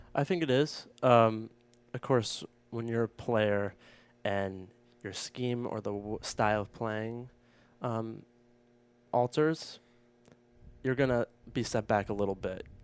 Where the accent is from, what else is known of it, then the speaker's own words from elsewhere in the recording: Maine, United States; moved away; my home state of Maine